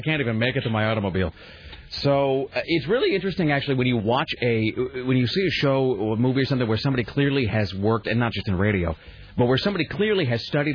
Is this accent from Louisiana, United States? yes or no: no; Kennewick, Washington, United States; moved away; growing up in Kennewick